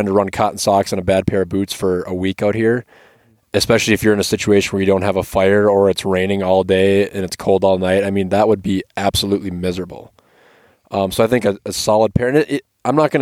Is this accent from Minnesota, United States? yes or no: yes; Minnesota, United States; I'm from Minnesota